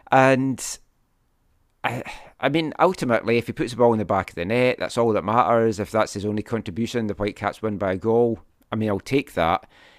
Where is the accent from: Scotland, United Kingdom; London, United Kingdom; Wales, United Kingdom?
Scotland, United Kingdom; I'm Scottish.